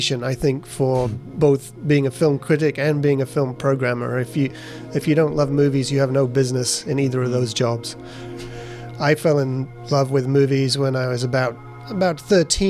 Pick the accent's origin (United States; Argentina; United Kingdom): United Kingdom; England; moved away as an adult; now in Vancouver, Canada; I'm from England originally, moved here in 2004